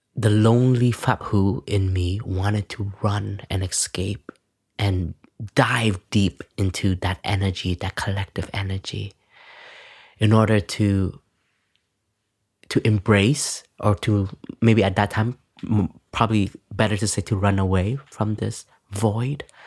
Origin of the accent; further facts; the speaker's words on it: Canada; moved away; when we were growing up, me and my sister, um, my family, my parents were we're both, um, um, refugees, so enter into Canada